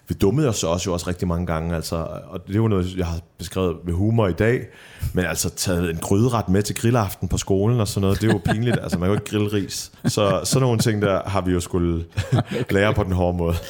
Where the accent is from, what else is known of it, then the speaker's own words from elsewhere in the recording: Middelfart, Southern Denmark, Denmark; now in Copenhagen, Denmark; Middelfart, hvor jeg voksede op på Fyn